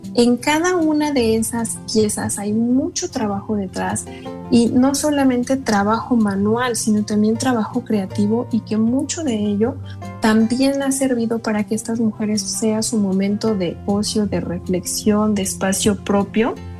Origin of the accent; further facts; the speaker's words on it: State of Mexico, Mexico; como mexicanas, como mexiquenses y sobre todo de esta zona